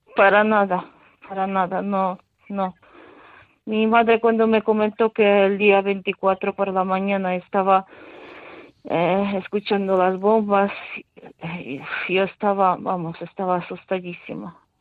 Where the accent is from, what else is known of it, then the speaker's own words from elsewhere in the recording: Ukraine; Spanish is a second language; now in Spain; yo creo en mi país